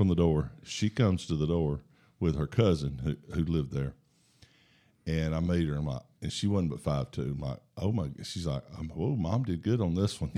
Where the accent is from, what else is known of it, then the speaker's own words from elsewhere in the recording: Huntsville, Alabama, United States; I was born here in Huntsville